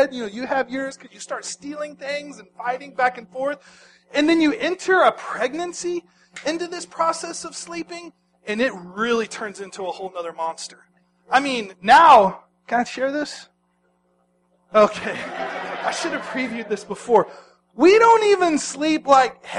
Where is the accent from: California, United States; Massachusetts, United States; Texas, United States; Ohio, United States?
Texas, United States; Dallas; moved away as an adult; my hometown of Dallas, Texas